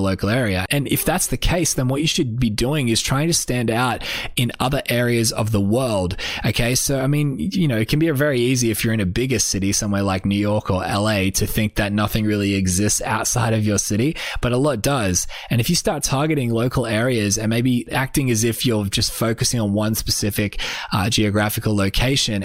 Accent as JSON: {"language": "English", "country": "Australia", "said": "I'm just an Australian artist"}